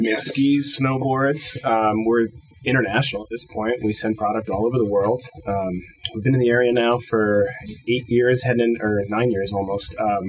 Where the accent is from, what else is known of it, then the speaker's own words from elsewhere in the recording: the Poconos, Pennsylvania, United States; now in central Pennsylvania, United States; I'm a transplant myself. I'm originally from Poconos.